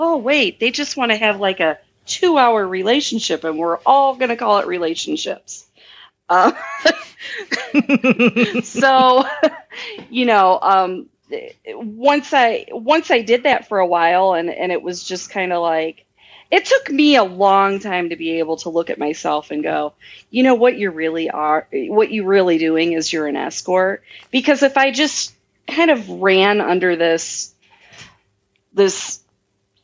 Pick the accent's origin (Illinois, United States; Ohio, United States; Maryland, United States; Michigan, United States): Ohio, United States; small town near Cleveland, Midwest; now in Las Vegas, United States; I'm from the Midwest. And when I say that I'm from Cleveland, but I'm not, I'm from like a really small town near Cleveland.